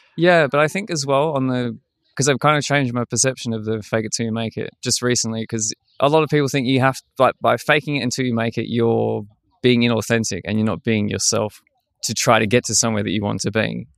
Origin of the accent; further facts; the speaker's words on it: Australia; moved away as an adult; now in Berlin, Germany; being the Australian guy that speaks German